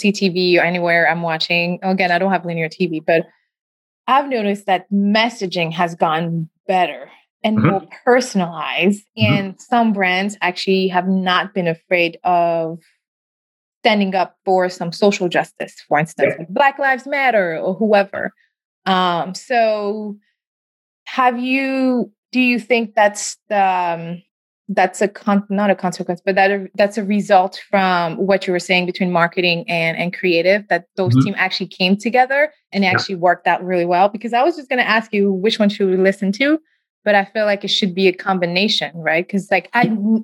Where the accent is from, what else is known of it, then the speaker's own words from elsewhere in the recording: Senegal; now in United States; I'm originally from Senegal in West Africa